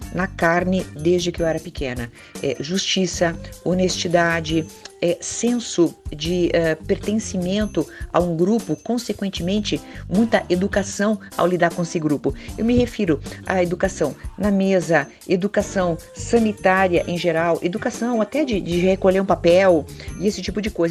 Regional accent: Curitiba, Paraná, Brazil; como curitibana, como psicóloga

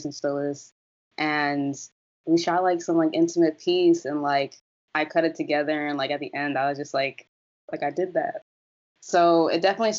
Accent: South Orange, New Jersey, United States; I'm from South Orange, New Jersey. It's a small town, like in the suburban area, right next to Newark

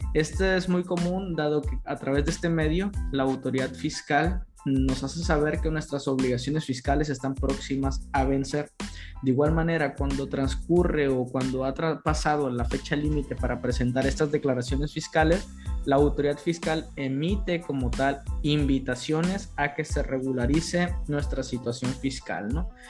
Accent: Mexico; nosotros como mexicanos

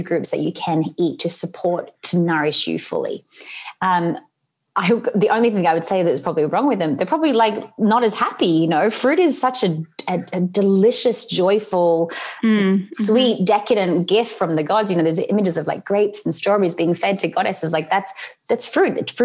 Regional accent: Sydney, New South Wales, Australia; moved away; where I grew up in Sydney in Australia

